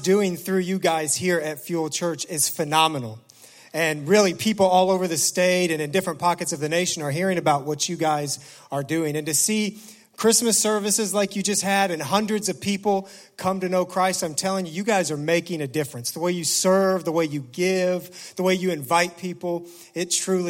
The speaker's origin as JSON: {"language": "English", "town": "Indianapolis", "region": "Indiana", "country": "United States", "tie": "born or raised there", "also_born_or_lived": "Noblesville, Indiana", "moved": "as an adult", "lives_now": "Detroit, United States", "said": "my wife and I were born and raised in Indianapolis. I mean, this is our hometown."}